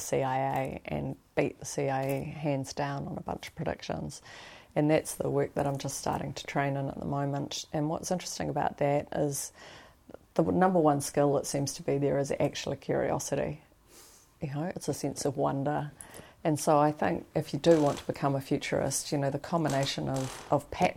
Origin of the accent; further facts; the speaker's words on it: Wellington, New Zealand; I grew up over in Northland, you know, in Wellington